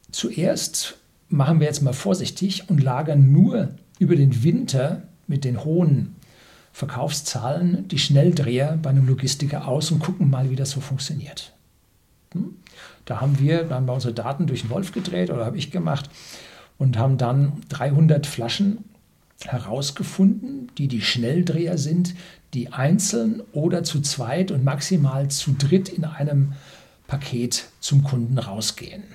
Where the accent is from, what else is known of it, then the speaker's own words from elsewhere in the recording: Bavaria, Germany; Bei uns in Bayern